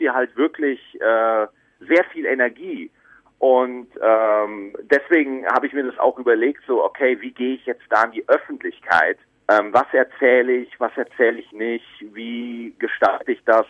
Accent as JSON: {"language": "German", "region": "Bavaria", "country": "Germany", "tie": "born or raised there", "moved": "yes", "lives_now": "Cologne, Germany", "said": "Ich bin dann von Bayern, also ich bin ja in Bayern geboren, bin dann nach Köln gezogen"}